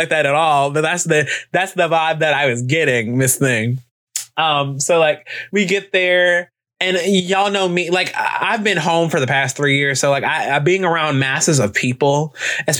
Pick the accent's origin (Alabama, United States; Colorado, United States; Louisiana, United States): Alabama, United States; I'm from Alabama.